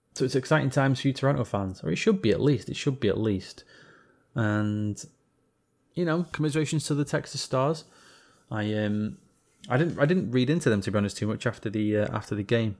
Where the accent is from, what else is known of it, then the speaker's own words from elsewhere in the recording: England, United Kingdom; being an Englishman